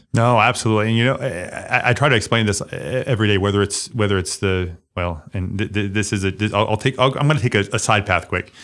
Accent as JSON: {"language": "English", "area": "Limestone County", "region": "Alabama", "country": "United States", "tie": "born or raised there"}